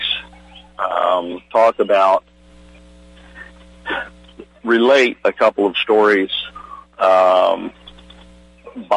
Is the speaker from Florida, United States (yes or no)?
no; Virginia Beach, Virginia, United States; I grew up in Virginia Beach, Virginia